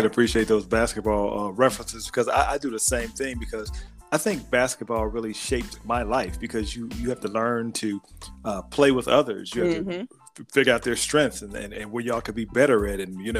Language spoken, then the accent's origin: English; South Bend, Indiana, United States; also born or lived in Chicago, Illinois; I was born in Chicago but raised in South Bend, Indiana